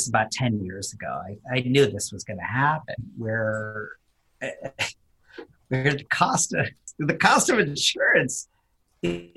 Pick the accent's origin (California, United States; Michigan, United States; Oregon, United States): California, United States; Silicon Valley; I grew up in the Silicon Valley in California